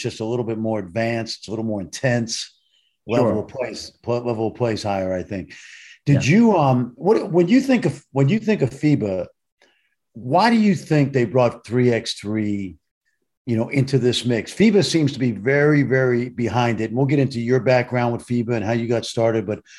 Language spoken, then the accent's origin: English; New York City, New York, United States; I grew up in Brooklyn